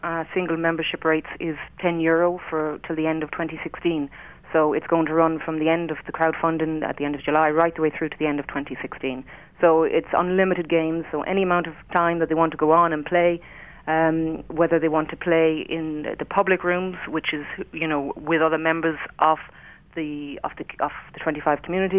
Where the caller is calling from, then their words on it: Sligo, Connacht, Ireland; I'm calling in from Sligo.